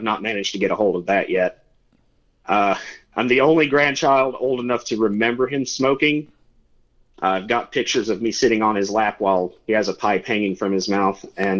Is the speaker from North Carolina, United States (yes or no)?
yes; Old Fort, North Carolina, United States; I'm from a little town called Old Fort. It's about 40 minutes east of Asheville.